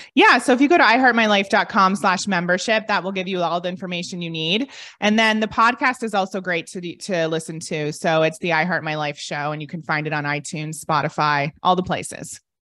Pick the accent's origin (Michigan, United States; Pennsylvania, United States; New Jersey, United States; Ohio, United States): Ohio, United States; moved away as an adult; also born or lived in London; I'm from Ohio and most people never leave